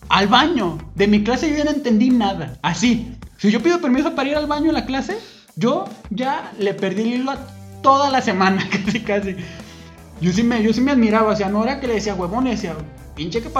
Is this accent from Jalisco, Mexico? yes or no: yes; Ciudad Guzmán, Jalisco, Mexico; Voy a estudiar medicina veterinaria, porque hay aquí, donde yo soy, aquí de Guzmán y este, me gusta el campo.